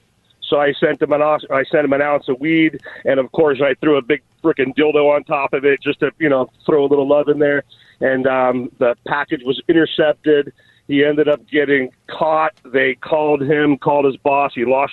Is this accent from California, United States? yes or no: yes; South Bay, California, United States; I grew up in the South Bay.